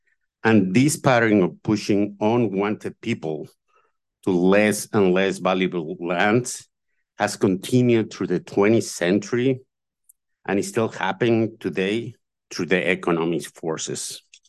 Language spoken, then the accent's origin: English; Mexico; now in United States; Then a lot of us came. I came from Mexico.